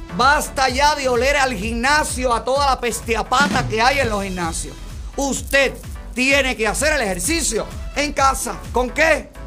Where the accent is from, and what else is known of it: Cuba; now in Miami, United States